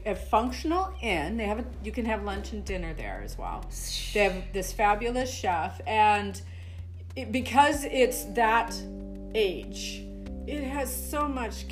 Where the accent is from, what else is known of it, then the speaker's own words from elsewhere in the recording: southwestern Saskatchewan, Canada; moved away as an adult; also born or lived in Calgary, Alberta; I was born and raised in southwestern Saskatchewan, Canada